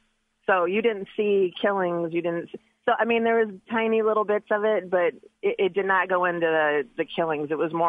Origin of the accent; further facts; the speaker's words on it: Medina, Ohio, United States; now in Wadsworth, United States; I grew up in Medina